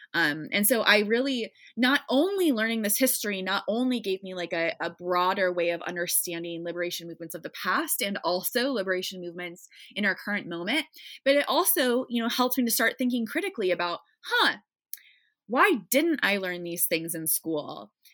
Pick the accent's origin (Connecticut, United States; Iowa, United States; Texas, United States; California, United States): Iowa, United States; now in Chicago, United States; I grew up in Iowa in a nice, predominantly white suburb, just, like, nice white Midwestern girl